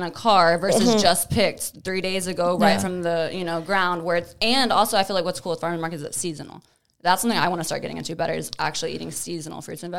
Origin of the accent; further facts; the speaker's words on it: Tomball, Texas, United States; I grew up in Tomball, like on a farm with like land and like chickens.